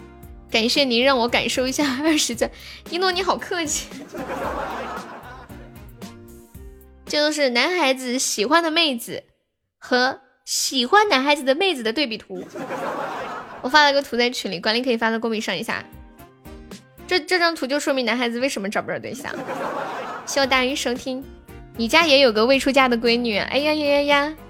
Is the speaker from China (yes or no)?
yes; northern China, China; 俺是中国人，就说这个俺字就知道肯定是北方的。